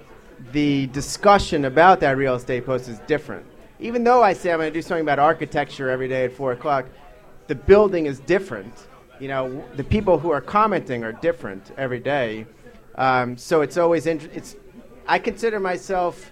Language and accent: English; Long Island, New York, United States; moved away as an adult; now in Washington, D.C., United States; I spent most of my formative years in Long Island